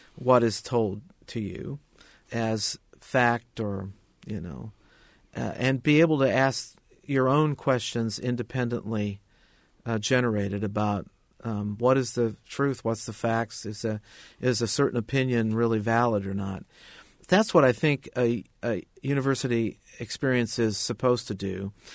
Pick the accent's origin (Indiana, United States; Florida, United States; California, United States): Indiana, United States; Indianapolis; I went to work for a weekly newspaper in my hometown of Indianapolis